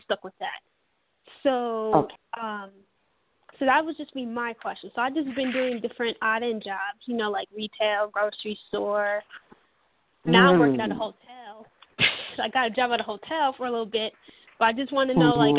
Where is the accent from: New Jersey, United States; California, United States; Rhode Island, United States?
New Jersey, United States; Perth Amboy; also born or lived in Staten Island, New York; I grew up in Perth Amboy, which is by the Outer Bridge, which is by Staten Island